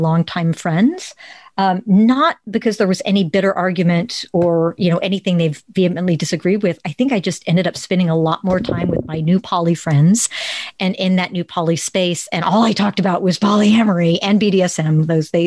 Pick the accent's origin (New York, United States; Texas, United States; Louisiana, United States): Texas, United States; Plano; I grew up in Plano, Texas, where the differences are not celebrated